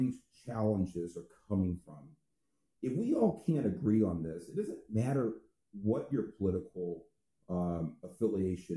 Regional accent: California, United States; California, here in my home state

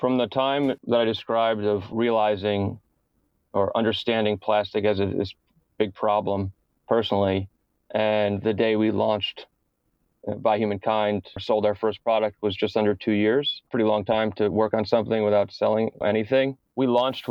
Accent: New York City, New York, United States; things that I would see in the East River in Manhattan, being a New Yorker

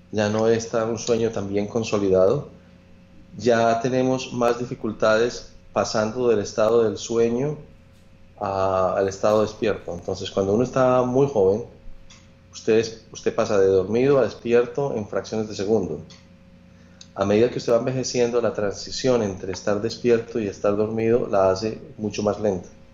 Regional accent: Manizales, Caldas, Colombia; moved away; Yo soy de Manizales, de las montañas

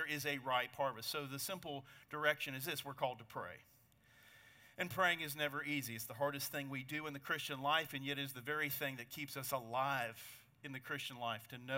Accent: United States; I'm an American

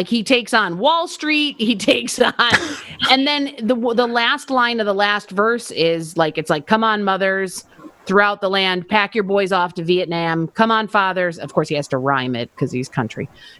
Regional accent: Buffalo, New York, United States; I'm from Buffalo.

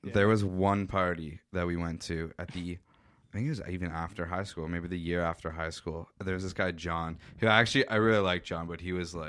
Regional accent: Meaford, Ontario, Canada; I know people like you from my hometown

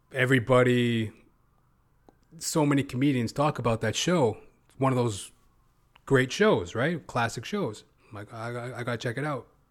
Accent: Canada; I'm not an American, by the way. I'm a Canuck.

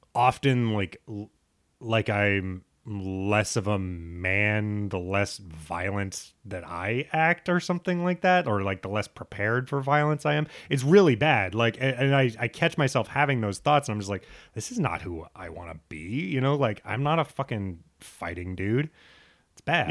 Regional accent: United States; a straight bro growing up in America

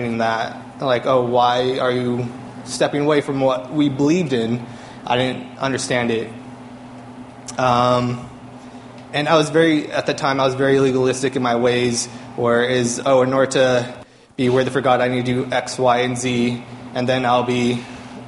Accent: California, United States; moved away as an adult; also born or lived in Boston; I grew up here in California.

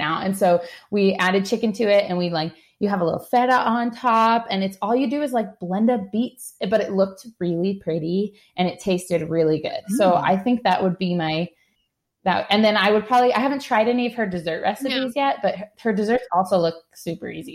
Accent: East Coast, United States; moved away; I grew up on the East Coast

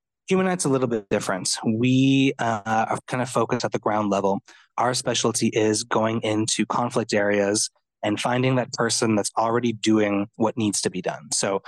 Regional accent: Montreal, Quebec, Canada; I'm Italian and I'm from Montreal.

